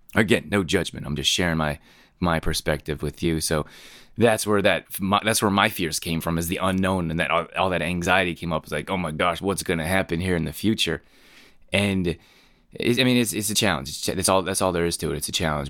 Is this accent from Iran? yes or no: no; Canada; moved away as an adult; also born or lived in Northern California; I grew up in Canada